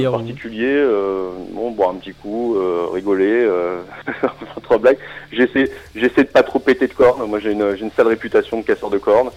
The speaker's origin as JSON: {"language": "French", "town": "Strasbourg", "region": "Grand Est", "country": "France", "said": "je suis Strasbourgeois"}